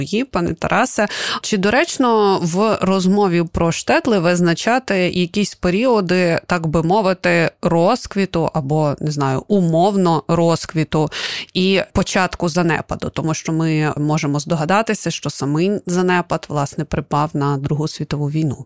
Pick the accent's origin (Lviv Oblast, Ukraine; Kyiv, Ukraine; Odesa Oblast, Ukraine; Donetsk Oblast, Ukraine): Kyiv, Ukraine; я, наприклад, киянка